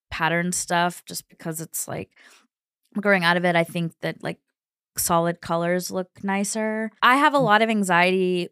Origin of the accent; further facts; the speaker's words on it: Kentucky, United States; I'm from Kentucky